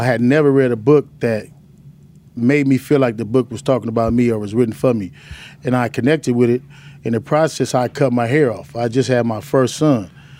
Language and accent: English; Los Angeles, California, United States; also born or lived in Chicago; Born and raised in South Central LA. Mm-hmm. Lived here all my life till I got kicked out of California in the early age.